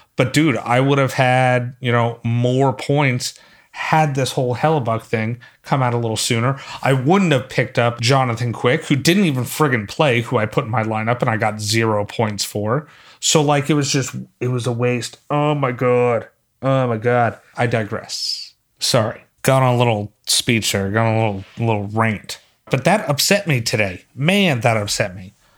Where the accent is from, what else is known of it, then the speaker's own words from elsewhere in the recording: Philadelphia, Pennsylvania, United States; now in North Carolina, United States; I'm from Philly, and so I'm used to snow